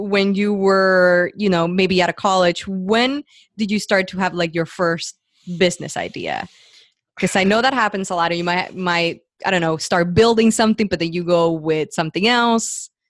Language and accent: English; Puerto Rico; moved away as an adult; also born or lived in New York, New Jersey area; now in New York/New Jersey area, United States; I'm from Puerto Rico